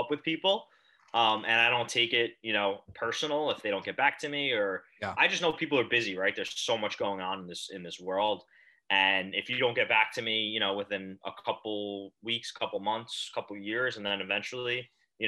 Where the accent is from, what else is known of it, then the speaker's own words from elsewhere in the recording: Manalapan, New Jersey, United States; now in Hoboken, United States; I live in Hoboken, New Jersey. Okay. But I'm originally from a town in central New Jersey called Manalapan.